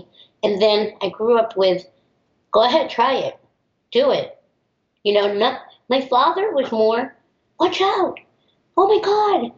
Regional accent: New York, United States; also born or lived in Miami; I grew up in New York

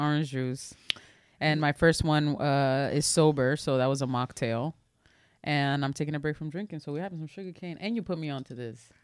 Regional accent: New York City, New York, United States; I'm from the Bronx in Washington Heights

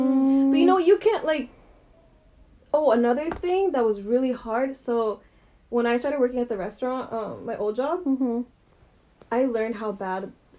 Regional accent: Redondo Beach, California, United States; So, I grew up in Redondo, so I didn't have a lot of Hispanic friends.

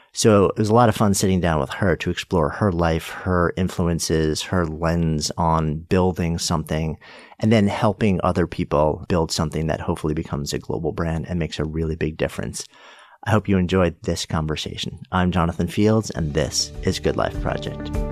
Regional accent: Port Washington, New York, United States; I grew up in Port Washington

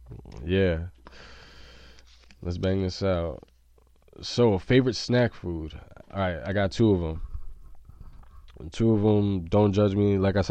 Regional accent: Junction City, Kansas, United States; born there; For a lot of people that don't know, I was born in Junction City, Kansas.

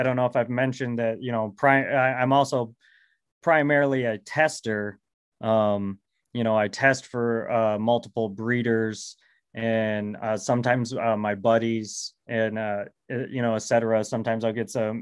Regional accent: Michigan, United States; I'm from Michigan

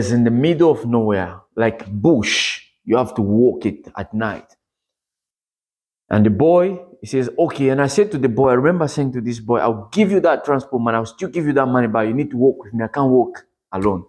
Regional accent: DR Congo; moved away; I am from the Congo, Democratic Republic of Congo.

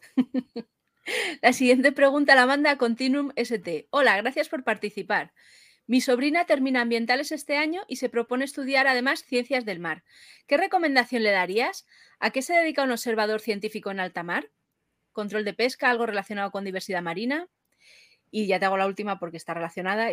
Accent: Madrid, Community of Madrid, Spain; yo es que soy de Madrid

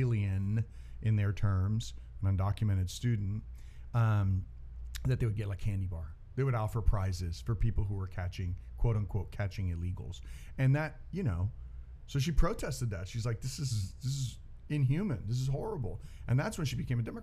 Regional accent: United States; I was born in the United States

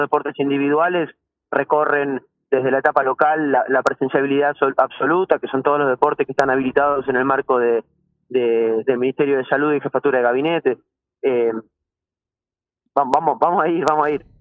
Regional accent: Argentina

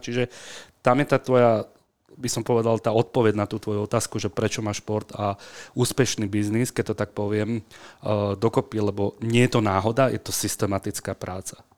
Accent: Bratislava, Bratislava Region, Slovakia; also born or lived in Senec; vyrastal som na Kramároch bratislavských

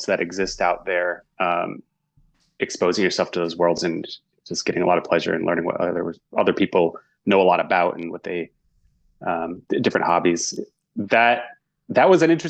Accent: Northeast United States, United States; I grew up in the Northeast United States.

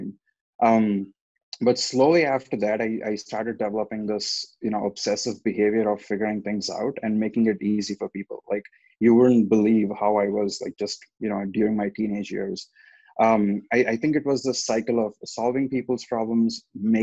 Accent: Hyderabad, Telangana, India; moved away as an adult; also born or lived in Chicago, Illinois, United States; now in Milwaukee, United States; I currently live in Milwaukee, Wisconsin, like Nabil just mentioned. But I'm originally from Hyderabad in India

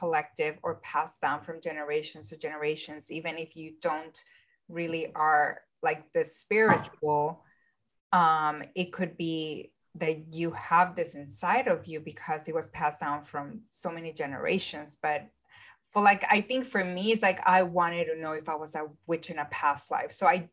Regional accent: Mexico; I'm from Mexico

